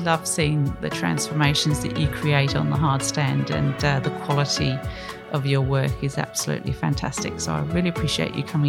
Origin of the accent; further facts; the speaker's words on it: Australia; We are Australian.